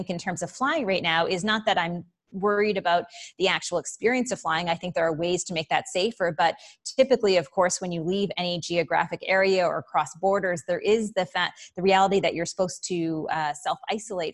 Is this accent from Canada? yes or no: yes; Prince Edward Island, Canada; moved away as an adult; also born or lived in San Francisco / Toronto; I grew up in rural Prince Edward Island, which is Canada's smallest province.